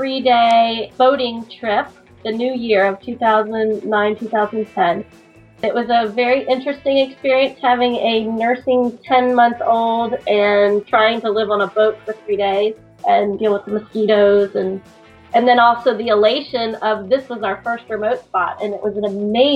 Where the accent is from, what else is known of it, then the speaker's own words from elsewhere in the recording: Virginia, United States; The Virginia remote spot. My favorite remote spot until we headed out west. my home state out on a barrier island.